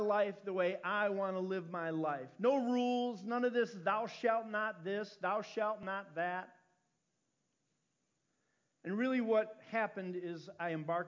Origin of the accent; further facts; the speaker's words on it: South Holland, Illinois, United States; also born or lived in Chicago, Illinois; I was born in Chicago. I was born at Roseland Community Hospital on the south side of Chicago. That's why I say Chicago. My family, we lived in Roseland until I was about five, at which time we moved to South Holland.